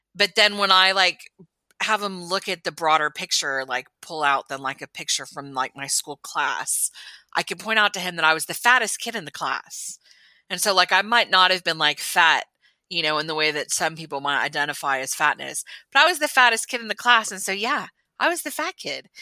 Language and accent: English; Texas, United States; born or raised there